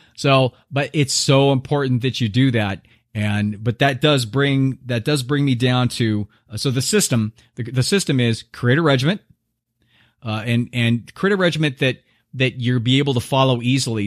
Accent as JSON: {"language": "English", "country": "United States"}